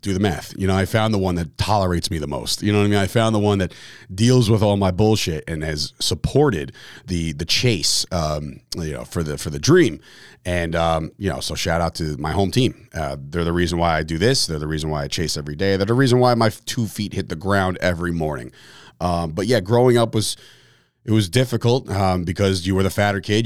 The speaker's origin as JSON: {"language": "English", "town": "Fords", "region": "New Jersey", "country": "United States", "tie": "born or raised there", "also_born_or_lived": "Belleville, New Jersey / Woodbridge, New Jersey", "said": "I'm a Woodbridge guy. I'm a, I was born and raised in Fords, New Jersey"}